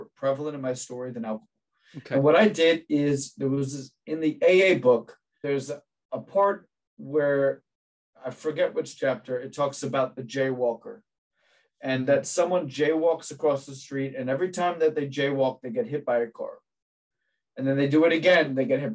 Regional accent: New Jersey, United States; I grew up in New Jersey

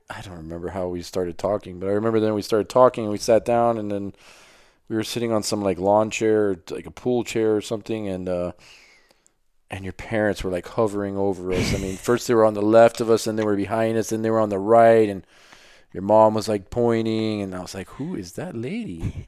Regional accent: Miami, Florida, United States; I grew up in Miami, Florida.

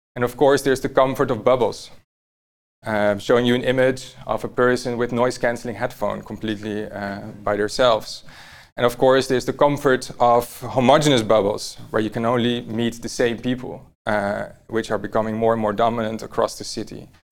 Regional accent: Amsterdam, North Holland, Netherlands; I was born here in Amsterdam, uh, not far from here actually.

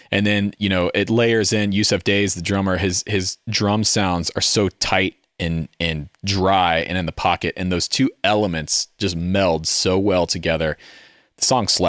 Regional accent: Southern United States, United States; And then I'm like a specimen to them because I'm from the South, but I don't really have a Southern accent.

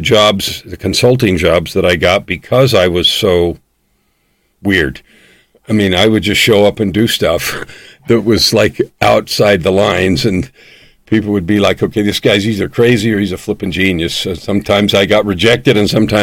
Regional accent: California, United States; I was born in California, so that's part of my language

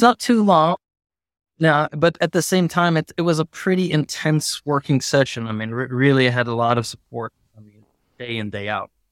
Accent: United States; now in Milan, Italy; as an American

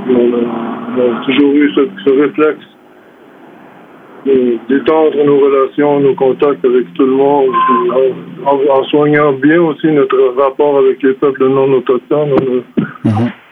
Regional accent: Quebec, Canada; Je viens de l'Amérique française

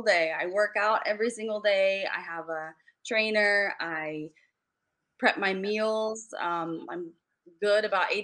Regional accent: Chicago, Illinois, United States; also born or lived in California; But I'm from Chicago too. Like I was born in Chicago, raised here.

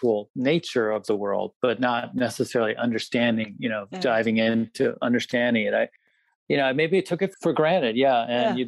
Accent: Washington, District of Columbia, United States; Suburban D.C. So I was sort of grew up in a political world

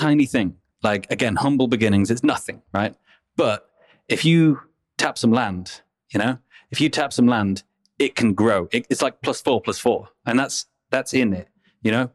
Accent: Middle England, United Kingdom; I'm from Middle England

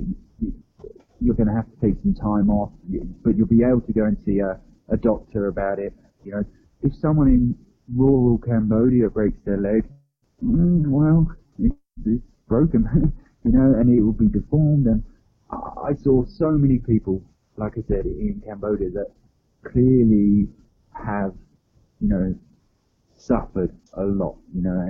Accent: England, United Kingdom; I'm from England

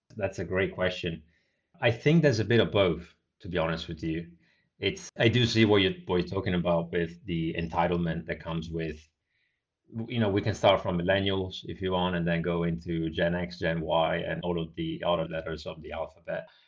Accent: Italy; moved away as an adult; also born or lived in Bristol, United Kingdom; I grew up in a small town in Italy, roughly about three thousand population, so very small.

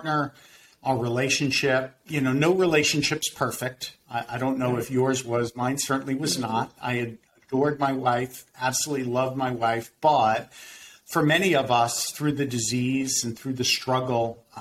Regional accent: Winter Park, Florida, United States; a private practice in my hometown of Winter Park, Florida.

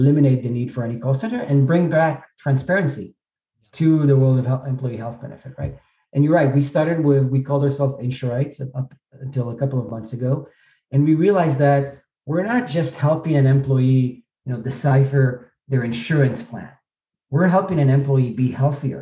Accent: Israel; moved away as an adult; now in New York, United States; I grew up in Israel, was born in Israel, grew up there.

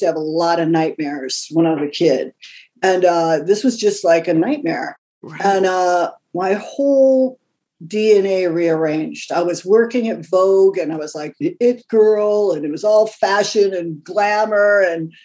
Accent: California, United States; moved away as an adult; also born or lived in New York City; I'm a kid from California, a little bit of a Gidget beach girl kind of person

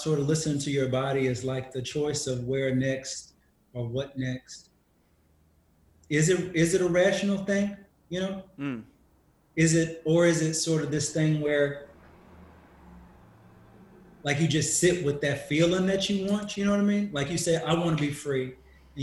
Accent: Dallas, Texas, United States; moved away as an adult; also born or lived in New York / Austin; I'm from Dallas.

